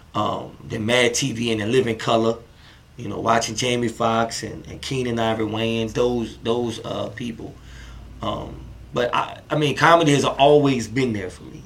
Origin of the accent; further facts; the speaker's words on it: New Orleans, Louisiana, United States; now in Houston, United States; I'm originally from New Orleans